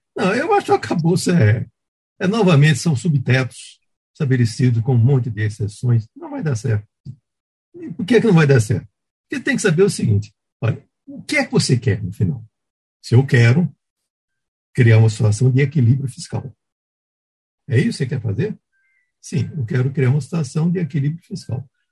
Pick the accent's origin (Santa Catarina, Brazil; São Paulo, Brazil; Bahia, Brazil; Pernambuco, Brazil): Pernambuco, Brazil; moved away; Eu fazia tempo que não ia a Pernambuco, minha terra